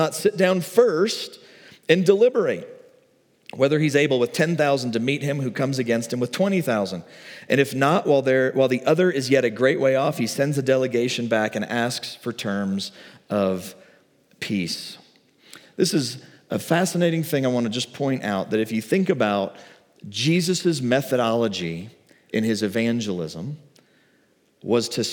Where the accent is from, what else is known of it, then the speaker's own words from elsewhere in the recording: the Bible Belt, United States; I grew up in the Bible Belt in like the 90s, like late 80s